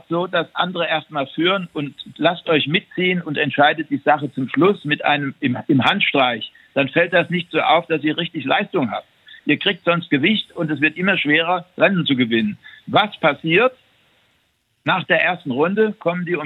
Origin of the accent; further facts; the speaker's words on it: Saarland, Germany; ich als Saarländer äh, mit meinem Dialekt war nicht so redegewandt